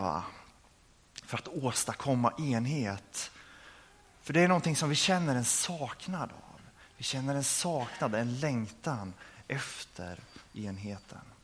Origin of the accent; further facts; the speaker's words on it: Örebro, Örebro County, Sweden; jag kommer ifrån Örebro